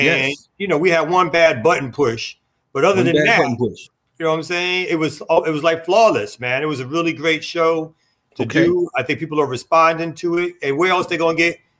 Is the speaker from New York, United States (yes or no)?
yes; New York City, New York, United States; I'm from Brooklyn